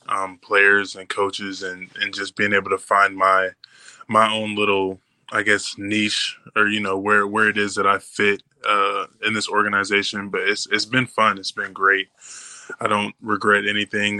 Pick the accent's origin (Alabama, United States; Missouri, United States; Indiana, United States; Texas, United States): Indiana, United States; Indianapolis; moved away as an adult; now in Green Bay, United States; I come from Indianapolis, but like a little bit outside the suburbs